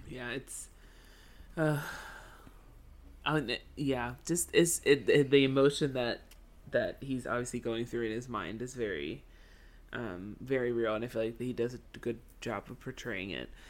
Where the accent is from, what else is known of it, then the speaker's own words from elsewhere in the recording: United States; as an American kid